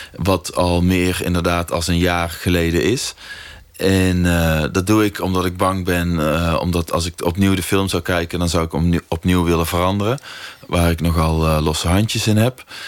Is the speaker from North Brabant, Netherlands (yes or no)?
yes; North Brabant, Netherlands; in het dorp waar ik ben opgegroeid